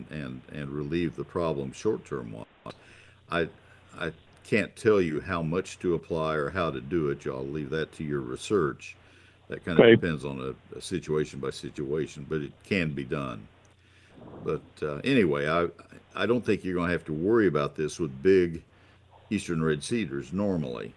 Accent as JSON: {"language": "English", "town": "College Station", "region": "Texas", "country": "United States", "tie": "born or raised there", "moved": "as an adult", "said": "I grew up in College Station, lived there 20 years, and then moved away."}